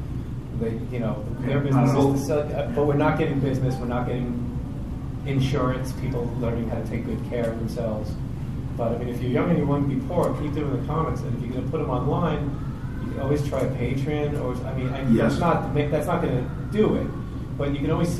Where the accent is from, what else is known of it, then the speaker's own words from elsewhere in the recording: New York City, New York, United States; As a New Yorker